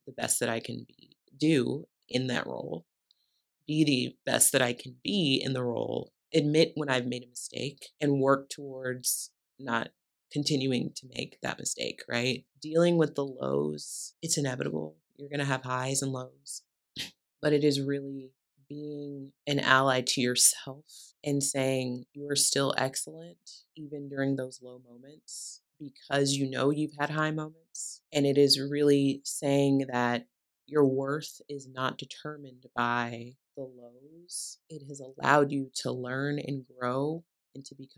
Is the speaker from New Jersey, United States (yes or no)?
no; View Park, California, United States; I grew up in View Park, California.